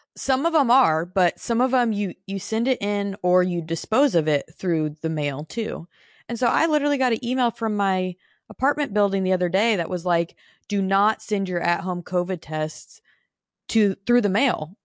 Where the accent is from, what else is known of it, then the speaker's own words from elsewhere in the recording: Phoenix, Arizona, United States; moved away as an adult; also born or lived in Nashville, Tennessee; I was born and raised in Phoenix